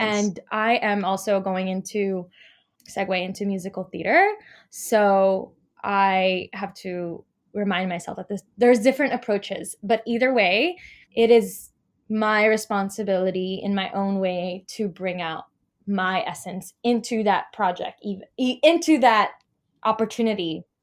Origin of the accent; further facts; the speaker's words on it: Los Angeles, California, United States; moved away as an adult; now in New York, United States; I'm from Los Angeles, and my teaching artistry began there